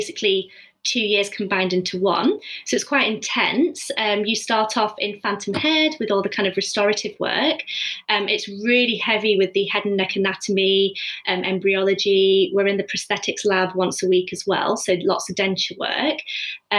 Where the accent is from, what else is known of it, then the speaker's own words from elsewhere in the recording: Preston, North West England, United Kingdom; moved away as an adult; also born or lived in Edinburgh / London; I'm actually from Preston. So I'm just living at home.